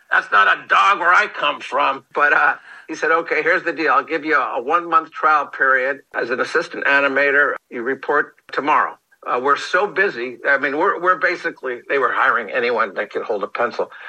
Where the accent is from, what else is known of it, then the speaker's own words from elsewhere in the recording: New Jersey, United States; I'm in from New Jersey, and I'm an animator, and I'm looking for work.